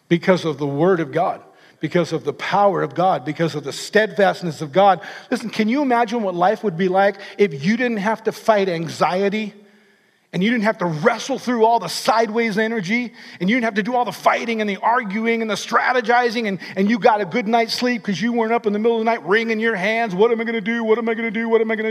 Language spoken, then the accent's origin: English; California, United States; I'm from California.